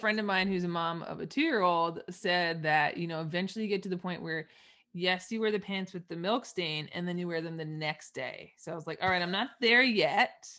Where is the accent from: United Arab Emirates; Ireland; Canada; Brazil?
Canada; East Coast; I'm Canadian up, up north